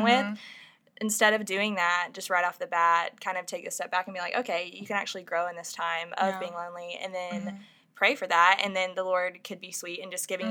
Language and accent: English; Albany, Georgia, United States; moved away as an adult; now in Orlando, United States; I'm from Albany, Georgia. Okay. It's like a Southwest Georgia.